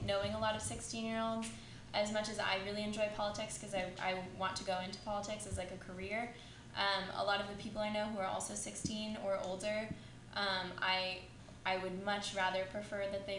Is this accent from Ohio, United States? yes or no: no; San Diego, California, United States; moved away; I grew up in San Diego, which is really conservative, and then moving here